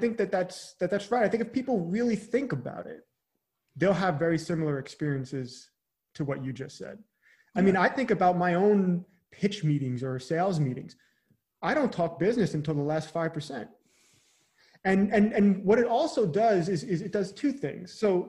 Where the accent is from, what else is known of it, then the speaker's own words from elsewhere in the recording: Long Island, New York, United States; now in Charleston, United States; So hometown now is outside the Charleston, South Carolina area. So I'm originally from Long Island, New York. I'm not sure how Long Island comes through when I say it anymore.